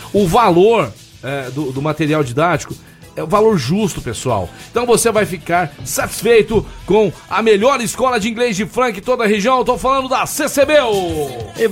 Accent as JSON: {"language": "Portuguese", "region": "Rio de Janeiro", "country": "Brazil", "said": "Sabe que eu sou do Meier"}